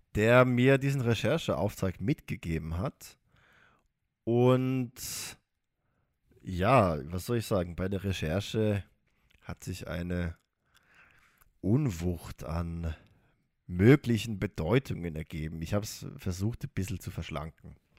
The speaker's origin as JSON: {"language": "German", "region": "Baden-Württemberg", "country": "Germany", "accent": "Baden-Württembergisch", "said": "Ich komme nicht aus dem Rheinland, aber auch in Baden-Württemberg ist das der Fall."}